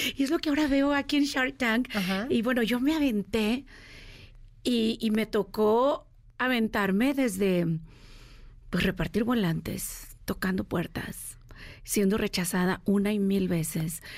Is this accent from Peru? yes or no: no; Mexico; moved away as an adult; also born or lived in United States; Salí de México a los 18 años con un sueño bajo el brazo de vamos a hacerla los Estados Unidos sin dinero, sin hablar inglés